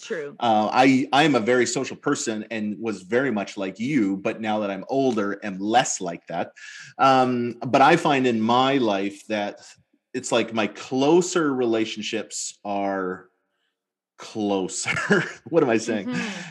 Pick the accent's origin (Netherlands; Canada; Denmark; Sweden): Canada; Edmonton, Alberta; now in British Columbia, Canada; I grew up in Alberta, grew up near yeah. Edmonton, and lived in Edmonton